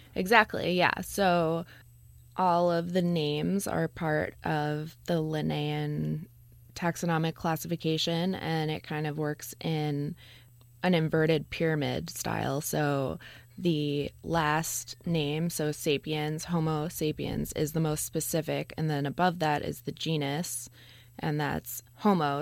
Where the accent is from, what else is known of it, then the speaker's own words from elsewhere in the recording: New York, United States; I grew up in New York